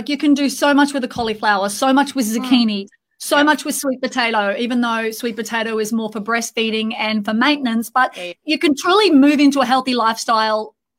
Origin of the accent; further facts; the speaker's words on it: Australia; now in Dubai, United Arab Emirates; We're in Dubai at the moment, so we're missing an Australian accent, so Abby, we feel like we're at homesick.